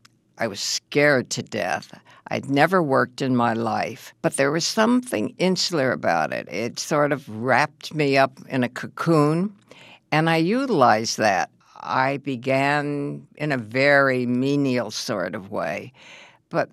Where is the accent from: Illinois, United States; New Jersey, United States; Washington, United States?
Illinois, United States; Chicago; I'm from Chicago